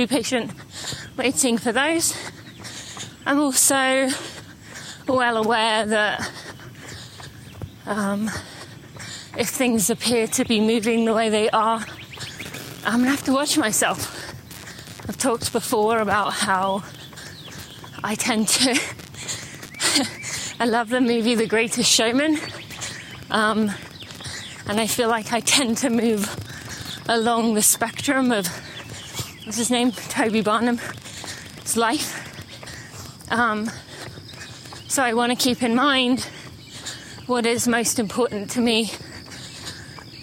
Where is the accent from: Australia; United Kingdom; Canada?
United Kingdom; moved away; I'm British. I'm more tied to my home country.